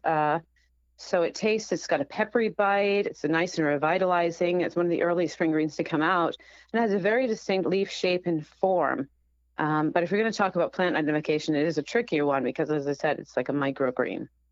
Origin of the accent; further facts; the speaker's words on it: Rhode Island, United States; my home state of Rhode Island